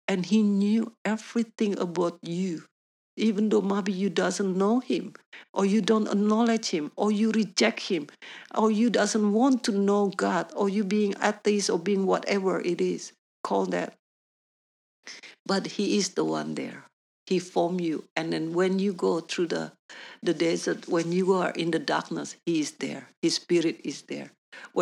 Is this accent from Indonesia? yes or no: yes; Indonesia; English is a second language; moved away as an adult; also born or lived in New Zealand; now in Perth, Australia; because we have a Chinese background, I grew up in Indonesia